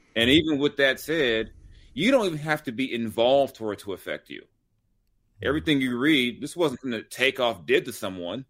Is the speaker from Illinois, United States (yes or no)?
no; Long Beach, California, United States; also born or lived in South Central Los Angeles; I grew up in South Central in Long Beach